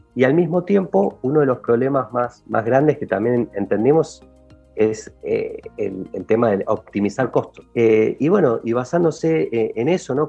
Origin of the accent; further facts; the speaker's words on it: Argentina; moved away as an adult; now in Mexico City, Mexico; soy argentino, se habrán dado cuenta un poco por la melodía de la voz y, y vivo aquí en Ciudad de México hace un poquito más de tres años